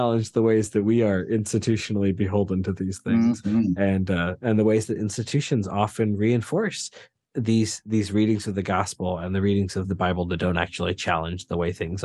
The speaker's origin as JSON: {"language": "English", "region": "near the Appalachians", "country": "United States", "tie": "born or raised there", "said": "I butt right up against the Appalachians in my hometown"}